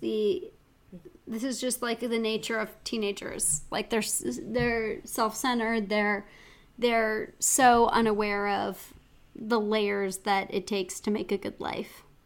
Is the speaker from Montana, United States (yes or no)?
yes; Missoula, Montana, United States; my hometown